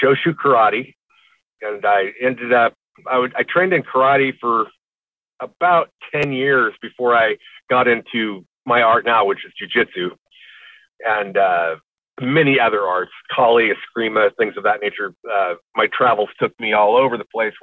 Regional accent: Tulare County, California, United States; moved away as an adult; also born or lived in Bakersfield, California / Los Angeles, California / Texas; I'm from Tulare County

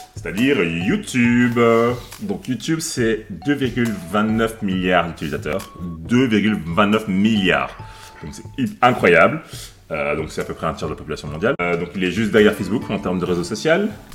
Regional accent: Brussels, Brussels-Capital Region, Belgium; J'ai vécu en Belgique, euh, à Bruxelles depuis que j'ai 3 ans

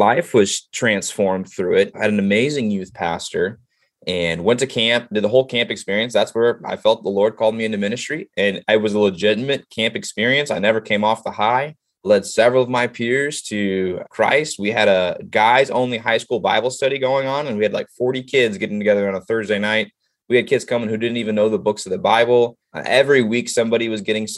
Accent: Illinois, United States; also born or lived in Dallas, Texas; now in Ohio, United States; I am from a small town. What's unique about the small town I grew up in Illinois

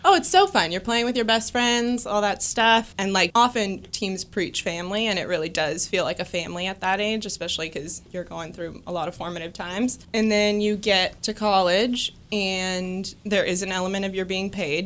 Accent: California, United States; I grew up in California and I played, uh, college softball in California

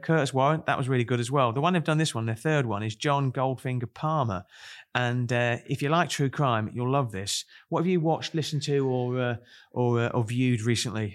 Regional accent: Kent, South East England, United Kingdom; now in Chorley, United Kingdom; I come from Kent

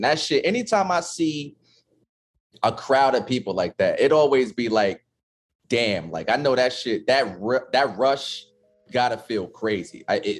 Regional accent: New York City, New York, United States; Well, look, as a New Yorker, right?

